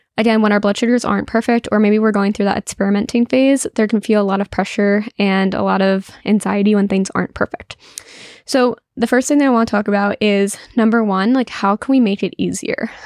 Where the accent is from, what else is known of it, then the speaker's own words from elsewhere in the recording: New Jersey, United States; I'm from New Jersey